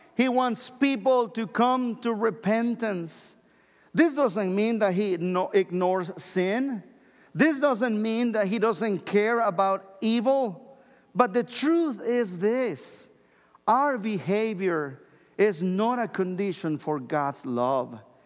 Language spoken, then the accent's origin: English; Mexico; moved away as an adult; now in United States; I'm originally from Mexico, and when I lived there all the way until I was twenty-three years old